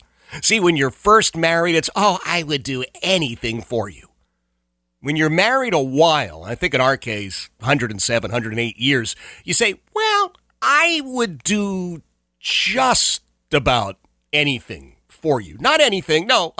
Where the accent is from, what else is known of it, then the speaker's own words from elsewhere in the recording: Philadelphia, Pennsylvania, United States; I hate cold. I hate snow. I hate ice. Hate it with passion. I grew up in Philadelphia where it snowed every winter. It was a guarantee, and I never liked it.